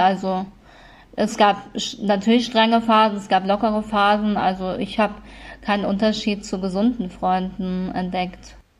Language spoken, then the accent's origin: German; Kassel, Hesse, Germany; in Kassel ist das ja so, naja, ist halt eine, eine sehr schöne Stadt, ähm, auch wenn wir nicht so viel Touristen haben